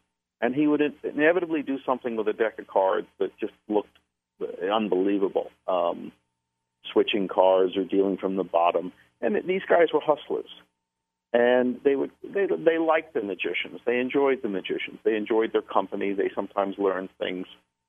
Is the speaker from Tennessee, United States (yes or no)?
no; the New York area, United States; I'm from the New York area